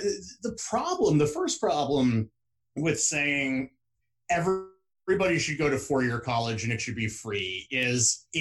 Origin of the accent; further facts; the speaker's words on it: West Lafayette, Indiana, United States; at places like Purdue University, actually in my hometown in Indiana